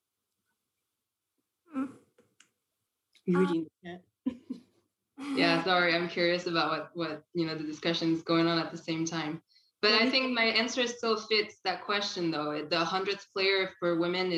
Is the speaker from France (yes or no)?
yes; France; moved away as an adult; now in Canada; I didn't grow up here. Actually, I grew up in France. I've been in Canada for about 10 years now